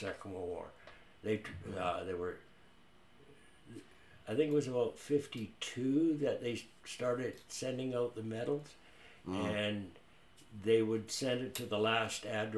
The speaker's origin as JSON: {"language": "English", "town": "Cumberland", "region": "British Columbia", "country": "Canada", "tie": "born or raised there", "also_born_or_lived": "Rhodesia", "moved": "as an adult", "said": "I grew up in Cumberland."}